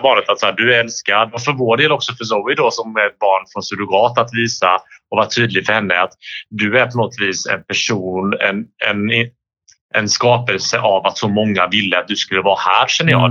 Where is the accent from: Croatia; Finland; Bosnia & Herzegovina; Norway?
Bosnia & Herzegovina; now in Sweden; jag är ju från Bosnien